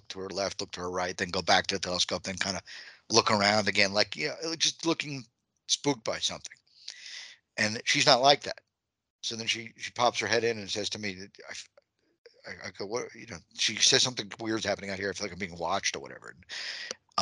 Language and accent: English; Long Island, New York, United States; moved away; I'm from Long Island. So for me, home is Long Island